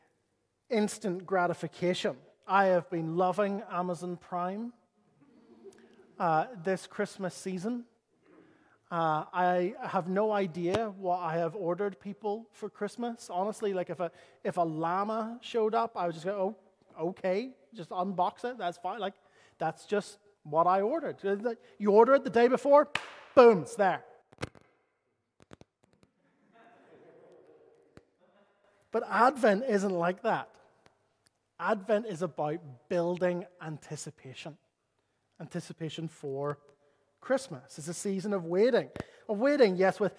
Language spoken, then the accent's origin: English; Northern Ireland, United Kingdom; As a Northern Irish person